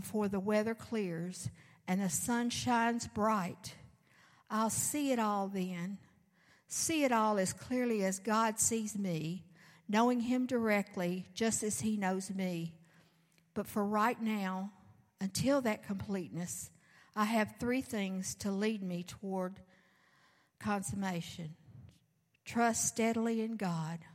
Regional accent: the South, United States; I'm from the South

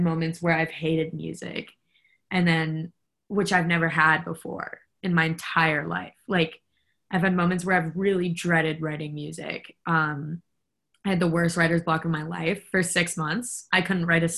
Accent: New York City, New York, United States; I'm from Brooklyn

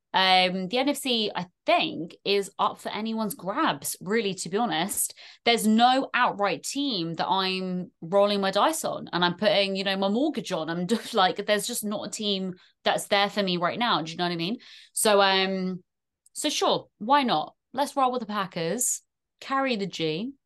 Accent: England, United Kingdom; accent: very strong English; also born or lived in Ireland; in the motherland for me, even though I rap a very strong English accent

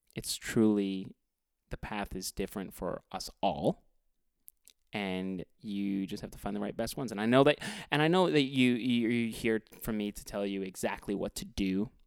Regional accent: Edmonton, Alberta, Canada; I am from Edmonton, Alberta, Canada

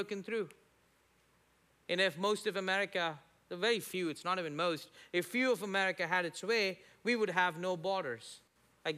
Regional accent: India; now in United States; me as an Indian

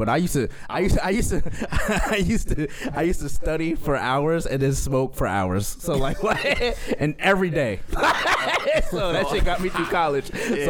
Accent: California, United States; born there; I was born in Cali. I go to Cali all the time to see my family.

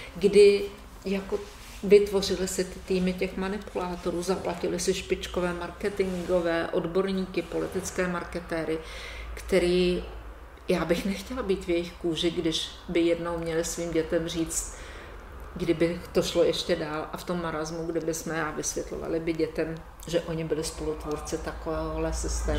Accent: Žďár nad Sázavou, Vysočina Region, Czechia; u nás ve Ždáře nad Sázavou

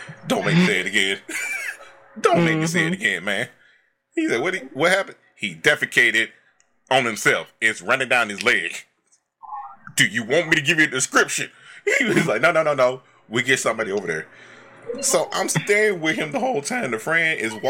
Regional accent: Alabama, United States; I'm from Bama

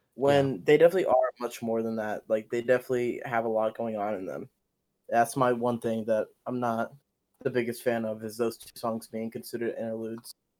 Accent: Ethiopia; moved away; I was born in Ethiopia and, like, coming here

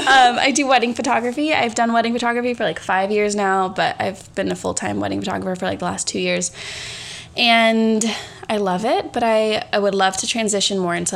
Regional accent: San Diego, California, United States; also born or lived in Australia; I was born in San Diego. I was raised in San Diego, but I lived in Australia for 2 years during high school.

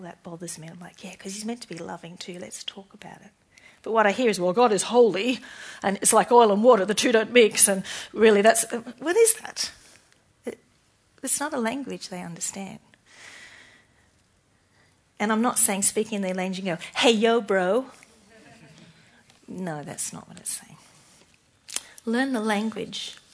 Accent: Australia; I'm more Australian than Christian

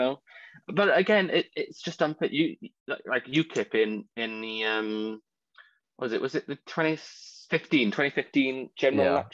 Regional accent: Wales, United Kingdom; I'm a Welshman.

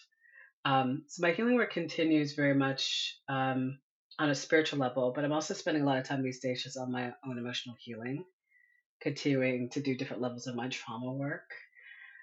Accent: Northern Virginia, United States; I grew up in Northern Virginia

